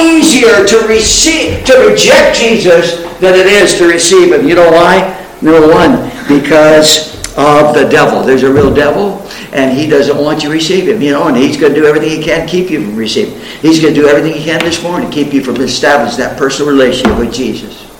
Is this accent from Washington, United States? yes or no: yes; Spokane, Washington, United States; I was in Spokane, Washington, my hometown. I'm a Westerner. I was raised out in Washington State